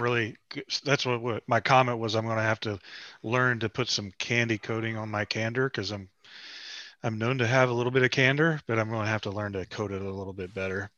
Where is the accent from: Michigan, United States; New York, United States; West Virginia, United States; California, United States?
West Virginia, United States; I'm from West Virginia.